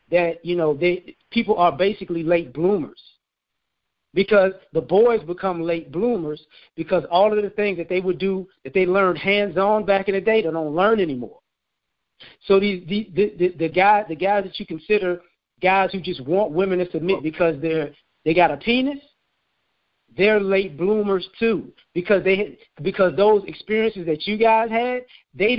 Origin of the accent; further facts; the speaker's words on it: the South, United States; I was born in the South.